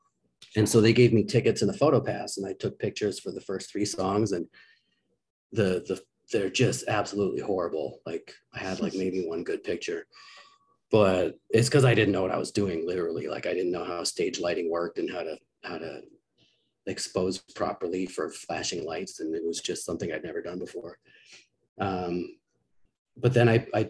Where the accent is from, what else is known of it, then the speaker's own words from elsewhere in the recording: Victoria, British Columbia, Canada; a community college where I grew up in Victoria, BC